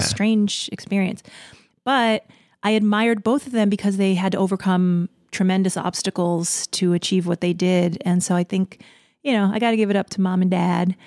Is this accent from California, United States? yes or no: no; New York City, New York, United States; I'm from Queens